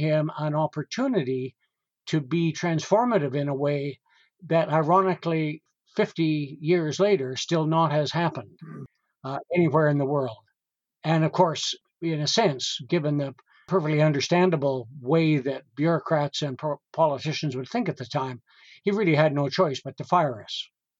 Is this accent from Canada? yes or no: yes; Western Canada, Canada; I grew up at a time, got to remember, I grew up in Western Canada, so I was not in any way schooled in a proper way.